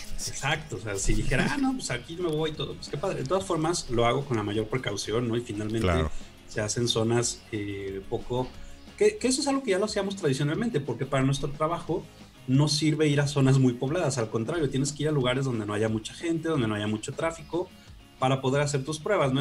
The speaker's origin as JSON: {"language": "Spanish", "town": "Guadalajara", "region": "Jalisco", "country": "Mexico", "said": "soy de Guadalajara"}